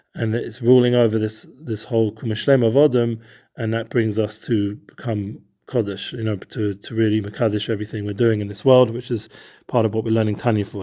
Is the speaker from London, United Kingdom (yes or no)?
yes; Edgware, London, United Kingdom; now in Efrat, Israel; where I grew up in Edgeware